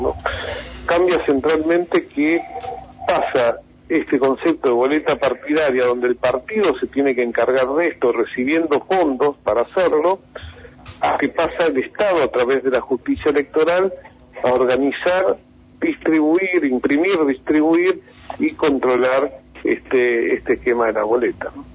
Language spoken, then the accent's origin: Spanish; Argentina